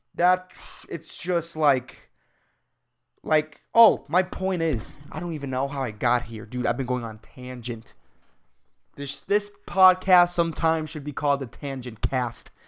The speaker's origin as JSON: {"language": "English", "country": "Puerto Rico", "said": "Puerto Ricans are, like, we're all, like, white, tanned, dark-skinned, black"}